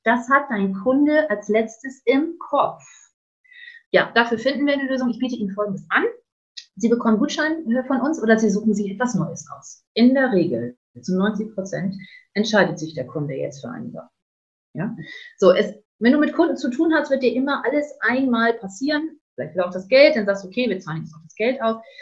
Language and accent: German; the North, Northern Germany, Germany; bei uns im Norden